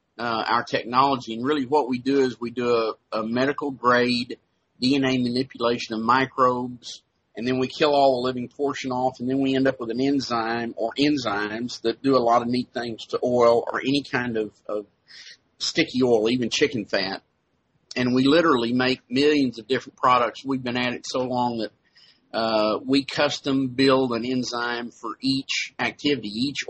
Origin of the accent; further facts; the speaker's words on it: Texas, United States; Well, I was originally from Texas.